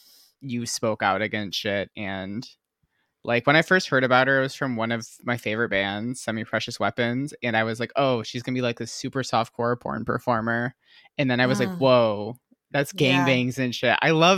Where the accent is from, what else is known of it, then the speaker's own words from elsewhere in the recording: Michigan, United States; now in California, United States; And I'm from Michigan.